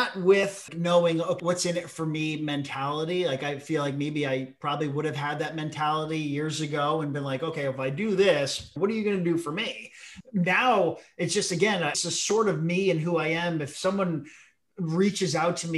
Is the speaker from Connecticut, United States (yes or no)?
yes; New Haven County, Connecticut, United States; We're from New Haven County